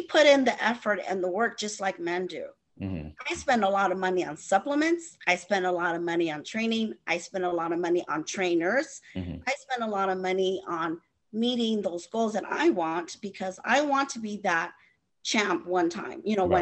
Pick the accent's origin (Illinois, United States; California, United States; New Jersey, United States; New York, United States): California, United States; I'm from California